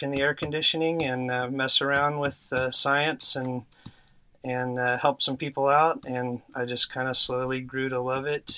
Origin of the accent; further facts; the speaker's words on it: Texas, United States; also born or lived in Oklahoma / Houston, Texas; now in San Antonio, United States; we got down to Texas pretty quick, and I've spent most of my life here